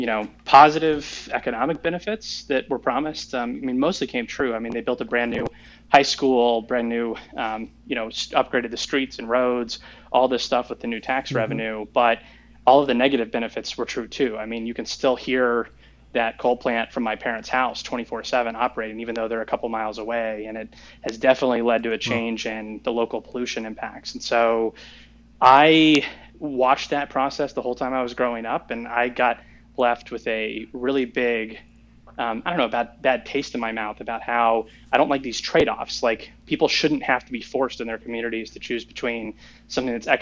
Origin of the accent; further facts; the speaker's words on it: Riesel, Texas, United States; my hometown is Riesel, Texas, a really small town, around 1,000 people live there in central Texas